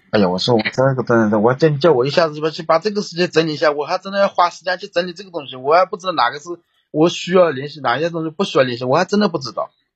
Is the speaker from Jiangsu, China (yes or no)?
yes; Jiangsu, China; moved away; 我老家也有房子， 我老家买了房子，你知道， 我老家是江苏的。啊。啊，我江苏买了房子